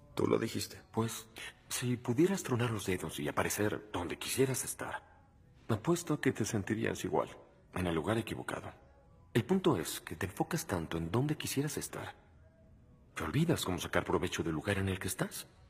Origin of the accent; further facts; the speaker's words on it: Mexico; soy mexicana